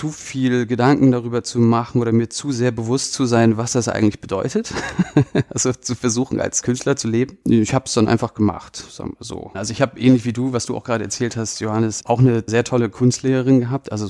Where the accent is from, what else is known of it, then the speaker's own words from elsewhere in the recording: Kiel, Schleswig-Holstein, Germany; ich bin 83 in Kiel geboren und da aufgewachsen, da auch zur Schule gegangen.